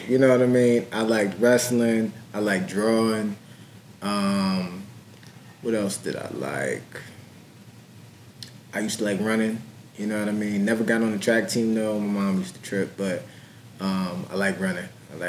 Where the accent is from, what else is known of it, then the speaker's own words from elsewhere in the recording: Harrisburg, Pennsylvania, United States; From Harrisburg. Grew up on the hill. Went to Harrisburg High.